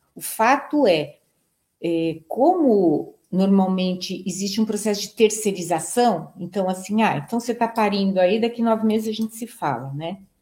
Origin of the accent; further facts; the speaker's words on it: Brazil; nós somos brasileiros